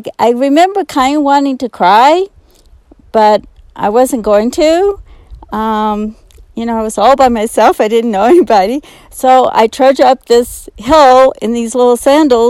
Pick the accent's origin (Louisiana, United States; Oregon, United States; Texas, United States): Louisiana, United States; New Orleans; moved away as an adult; now in Estes Park, United States; I was born and raised in New Orleans and had never seen a mountain.